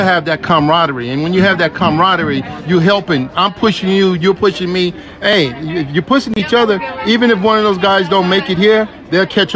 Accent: Las Vegas, Nevada, United States; I actually am a native. I was born and raised here in Vegas

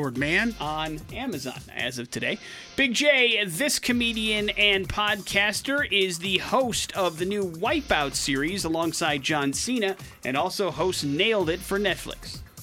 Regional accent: Wisconsin, United States; moved away; grew up in the state of Wisconsin

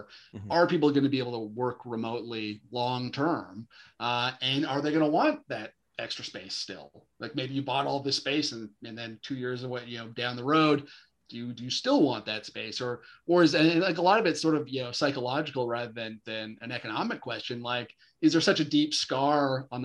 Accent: Chilliwack, British Columbia, Canada; Yeah, that's actually my hometown. So I grew up in Chilliwack.

